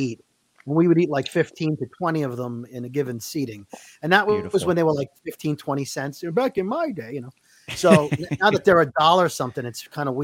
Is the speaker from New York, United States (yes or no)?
yes; Brooklyn, New York, United States; growing up in Brooklyn, the one near us had bulletproof glass when you walked